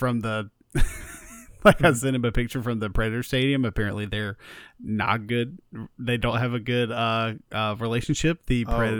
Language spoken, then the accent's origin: English; South Georgia, United States; growing up in South Georgia, I was very unfamiliar with.